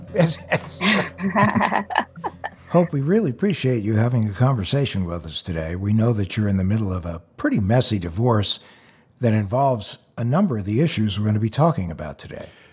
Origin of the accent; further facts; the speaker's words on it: the East, Northeast, United States; moved away as an adult; also born or lived in Michigan; I'm from the East. I moved out west a couple years ago.